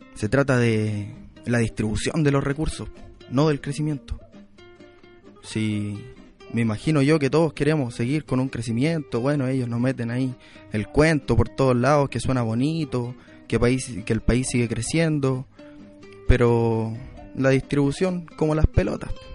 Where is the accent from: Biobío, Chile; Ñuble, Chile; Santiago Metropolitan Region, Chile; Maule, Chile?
Santiago Metropolitan Region, Chile; Quilicura; poblador de Quilicura